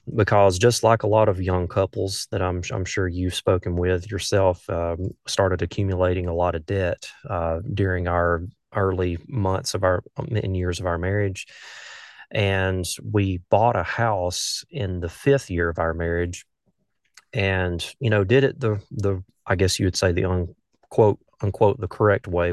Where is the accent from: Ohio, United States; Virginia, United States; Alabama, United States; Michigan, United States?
Alabama, United States; north of Birmingham; accent: southern; I grew up in a small town, uh, just north of Birmingham, Alabama